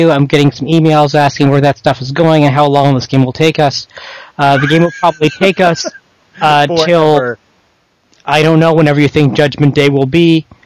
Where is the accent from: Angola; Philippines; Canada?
Canada; I'm a Canadian